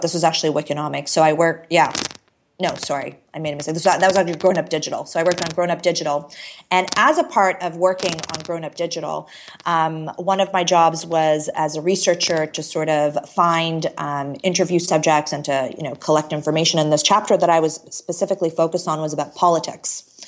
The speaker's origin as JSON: {"language": "English", "country": "Canada", "also_born_or_lived": "Toronto / Chicago", "said": "I moved to Chicago randomly as a Canadian"}